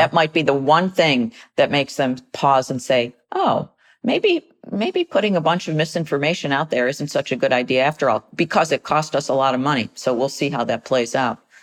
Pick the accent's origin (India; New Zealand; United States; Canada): United States; as American citizens